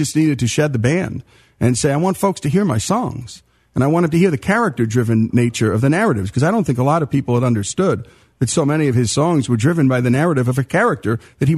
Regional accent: northern New Jersey, United States; now in Oxford, Mississippi, United States; I grew up in New Jersey, northern New Jersey, right by New York City

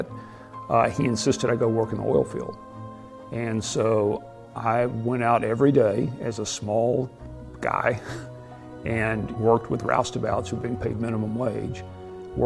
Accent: Abilene, Texas, United States; I was born and raised in Abilene, Texas, a small town of 100,000 people out in West Central Texas

